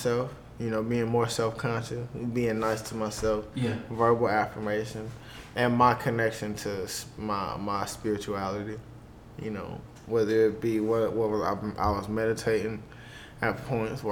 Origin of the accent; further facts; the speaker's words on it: Charlotte, North Carolina, United States; I'm from Charlotte